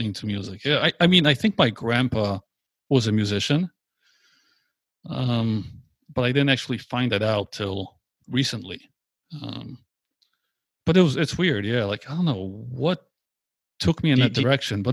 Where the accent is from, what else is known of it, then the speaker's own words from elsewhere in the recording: Poland; I was born in Poland. It was a communist country back then